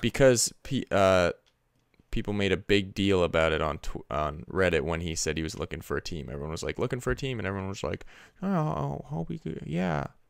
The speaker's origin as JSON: {"language": "English", "country": "Canada", "said": "as a Canadian"}